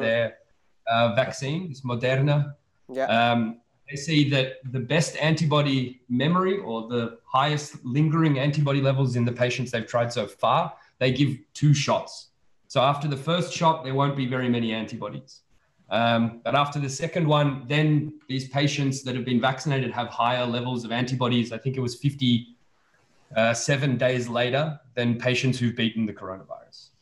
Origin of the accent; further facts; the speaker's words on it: Australia; moved away as an adult; also born or lived in Serbia; now in Belgium; I was born in Serbia, and then um, when I was five years old, my family moved to Australia, and I was raised in Australia